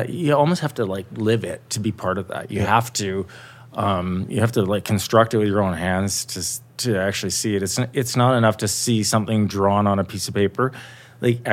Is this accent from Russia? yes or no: no; Calgary, Alberta, Canada; I grew up in Calgary